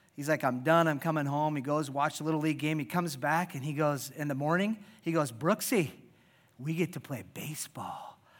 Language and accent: English; Iowa, United States; I was born and raised in Iowa